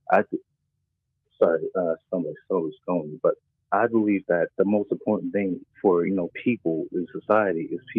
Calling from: Maryland, United States; I'm coming from Maryland.

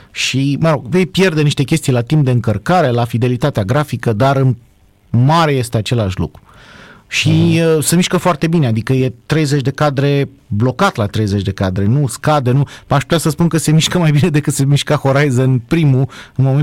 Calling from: Oradea, Bihor County, Romania; și vă sunt din Oradea.

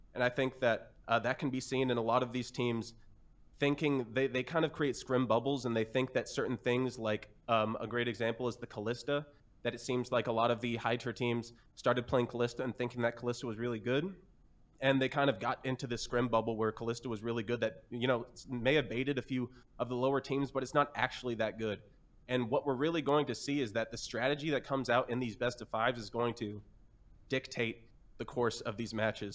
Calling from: Kansas City, Missouri, United States; I'm calling from Kansas City, Missouri

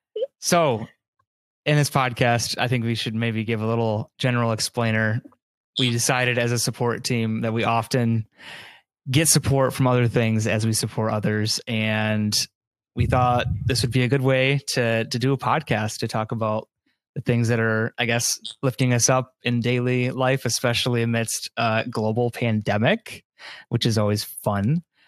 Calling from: Mount Pleasant, Michigan, United States; I am calling in from Michigan, Mount Pleasant, Michigan, to be specific.

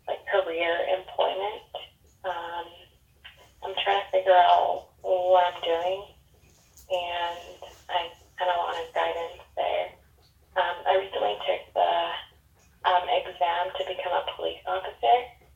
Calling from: Washington, United States; From Washington State.

